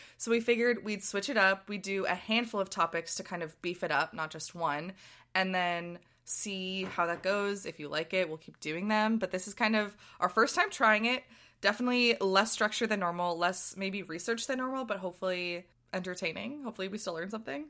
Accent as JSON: {"language": "English", "town": "Boston", "region": "Massachusetts", "country": "United States", "tie": "born or raised there", "said": "someone who grew up in Boston"}